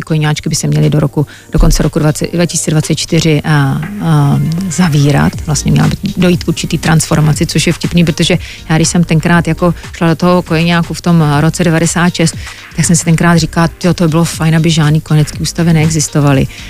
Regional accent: Czechia; moved away as an adult; also born or lived in New York, United States; jsem česká holka

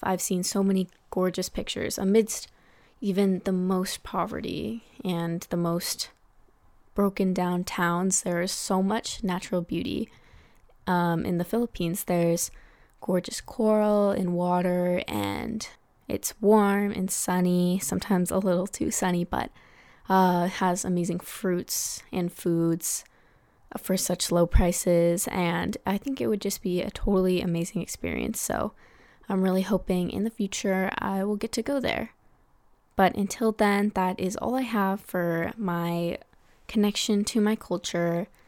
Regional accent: United States; here in America, Tagalog is a pretty rare language

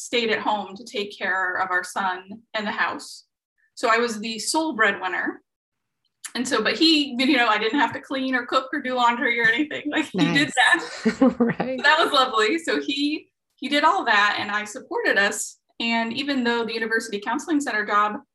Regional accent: Midwest, United States; I grew up in the Midwest, in a low SES family

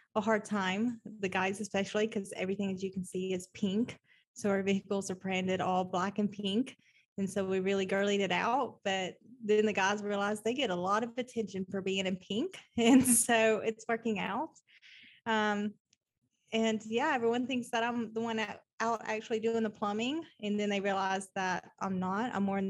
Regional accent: Nashville, Tennessee, United States; moved away as an adult; now in Oklahoma City, United States; I am originally from Nashville, Tennessee.

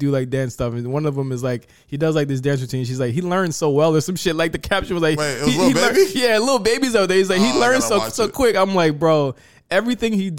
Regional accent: Norfolk, Virginia, United States; moved away; Norfolk, Virginia, my hometown

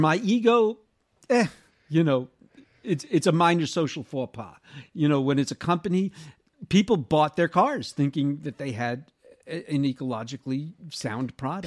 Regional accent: United States; also born or lived in Southern California; I, as an American in Sou-, Southern California

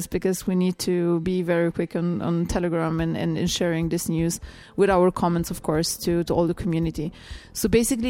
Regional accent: Slovenia; I'm coming from Slovenia

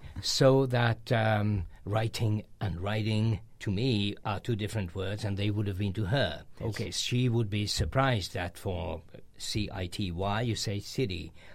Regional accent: Hungary; in current Hungarian, we say celeb

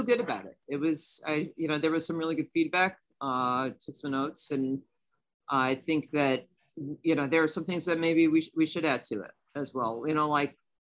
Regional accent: New York, United States; as a New Yorker

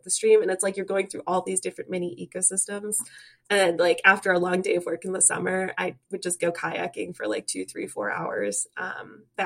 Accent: Webster, New York, United States; moved away as an adult; now in Michigan, United States; I'm from upstate New York, the Rochester area. I grew up in Webster

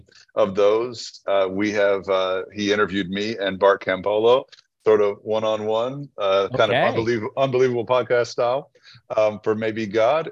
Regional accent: Red Lick, Texas, United States; my upbringing in Red Lick, Texas

